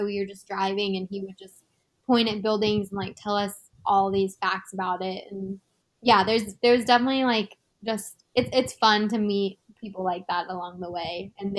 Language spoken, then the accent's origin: English; United States; we're from the United States. We are visiting